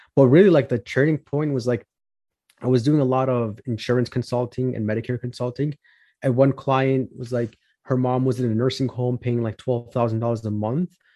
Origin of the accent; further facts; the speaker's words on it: Chicago, Illinois, United States; I'm from Chicago, Illinois, born and raised